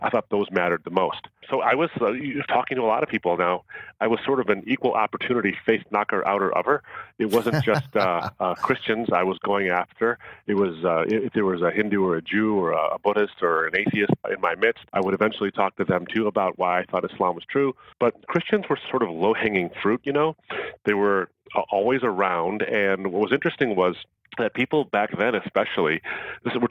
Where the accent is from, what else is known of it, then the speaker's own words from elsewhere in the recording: outside of Detroit, Michigan, United States; I grew up in an area of outside of Detroit.